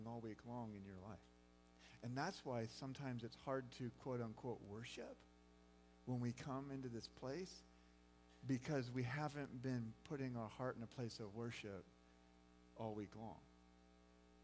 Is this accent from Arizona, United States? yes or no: yes; Phoenix, Arizona, United States; now in Kearney, United States; growing up in Phoenix, Arizona, in a small church